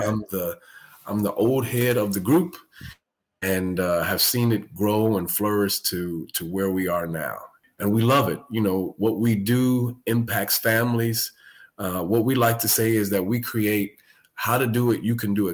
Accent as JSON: {"language": "English", "town": "Chicago", "region": "Illinois", "country": "United States", "tie": "born or raised there", "moved": "as an adult", "lives_now": "Texas, United States", "said": "I'm originally from Chicago, born and raised. Me and my family, we've been in Texas 6.5 years."}